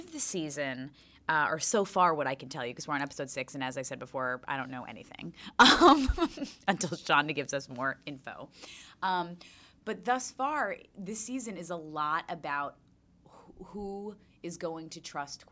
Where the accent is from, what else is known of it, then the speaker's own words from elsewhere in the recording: New York, United States; I'm born and raised in New York